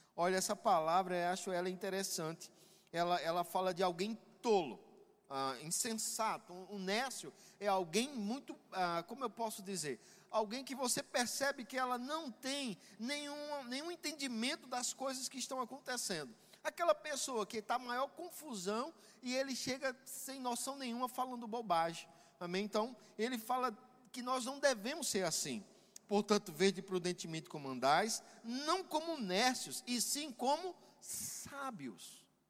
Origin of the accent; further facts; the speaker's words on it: Pernambuco, Brazil; moved away; E a gente sempre que retorna ao Nordeste, que é de onde nós somos, eu sou pernambucano